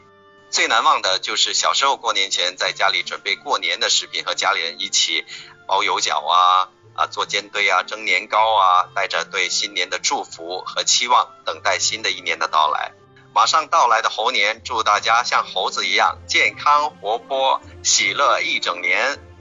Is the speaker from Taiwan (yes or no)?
no; Guangzhou, Guangdong, China; 马上就要过农历新年了，我是广州人，所以和大家说一声恭喜发财。广州在过农历新年前三天有一个历史非常悠久的传统，那就是逛花市，每一个区都有自己的花市。